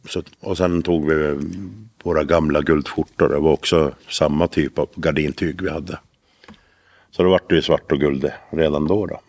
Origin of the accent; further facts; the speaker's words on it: Älvdalen, Dalarna County, Sweden; vi kommer från Älvdalen